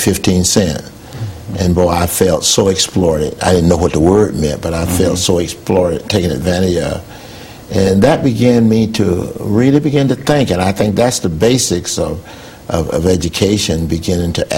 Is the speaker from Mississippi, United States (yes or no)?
yes; New Hebron, Mississippi, United States; moved away as an adult; I was born in Mississippi, and that's where my family started